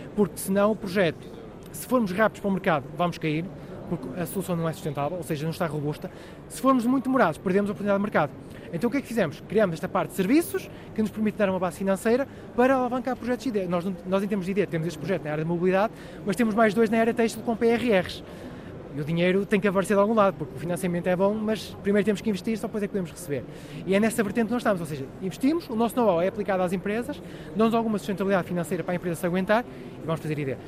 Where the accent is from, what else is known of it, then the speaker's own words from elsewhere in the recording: Portugal; eu sou, eu sou Tuga, eu sou um Tuga, Tuga de orgulho